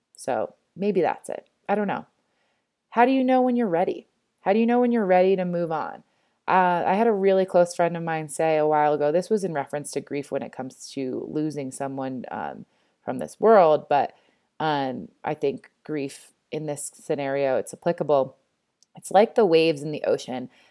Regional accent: East Coast, United States; moved away as an adult; now in Denver, United States; I grew up on the East Coast.

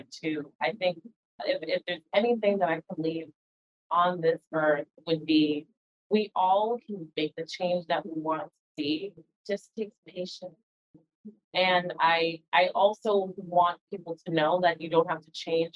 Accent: New York City, New York, United States; I was born in the Bronx, New York to two parents from the Caribbean

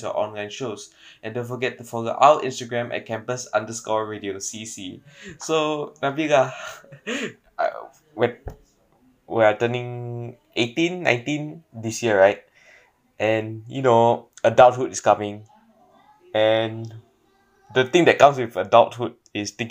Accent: Singapore; I'm a Singaporean

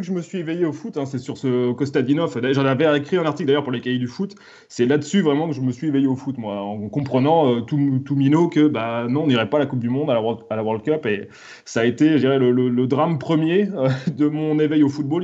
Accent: Vitré, Brittany, France; also born or lived in Lower Normandy / Rennes; j'ai grandi, moi, euh, à Vitré. Donc, je, suis, je vitréen, je me considère comme vitréen, même si j'ai fait mes études supérieures à Rennes. j'ai passé toute mon enfance à Vitré

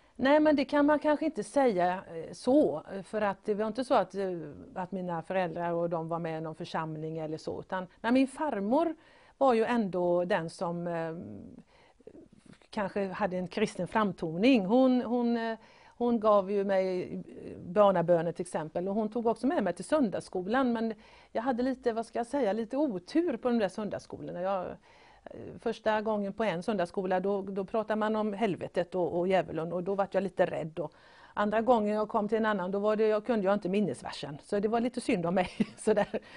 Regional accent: Gothenburg, Västra Götaland, Sweden; Jag föddes här i den här fantastiska staden Göteborg.

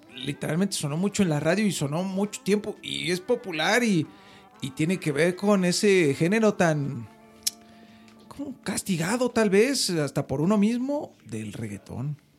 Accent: Mexico; soy mexicano

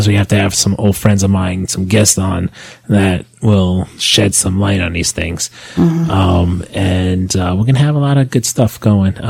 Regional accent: New York, United States; moved away as an adult; now in New Jersey, United States; Yes, we are from New York, and we are currently living in Jersey. And that's where we are. That's our home base. But we'll always be New Yorkers

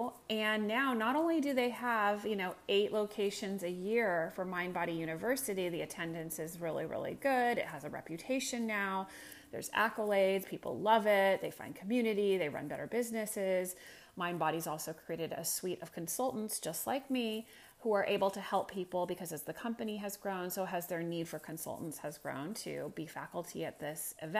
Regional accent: Silicon Valley, California, United States; moved away; I'm from Silicon Valley

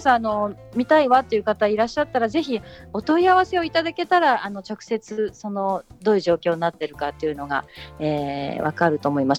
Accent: Tokyo, Japan; moved away as an adult; now in Kamogawa, Japan; 私も東京生まれ東京育ちなので

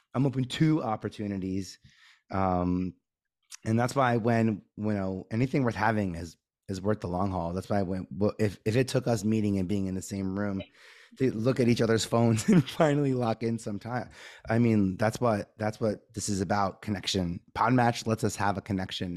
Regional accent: New York City, New York, United States; I grew up in Staten Island

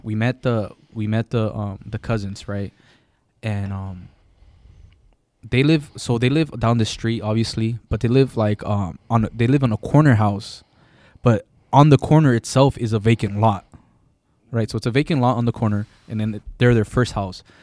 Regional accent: Gardena or Hawthorne, California, United States; I'm not from L A. I'm from Gardena or Hawthorne

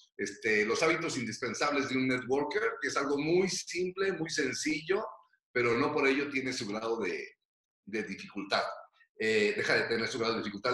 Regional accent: Michoacán, Mexico; moved away; also born or lived in Mexico City; yo no vine huyendo de Michoacán

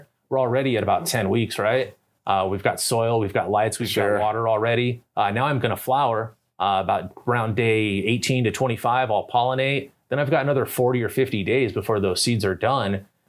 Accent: Colorado, United States; Like, I'm from Colorado. Here's my weed. I'm proud.

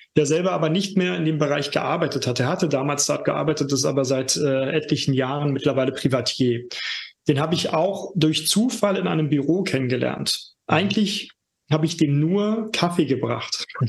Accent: Germany; now in Berlin, Germany; ich komme aus der DDR sogar gebürtig

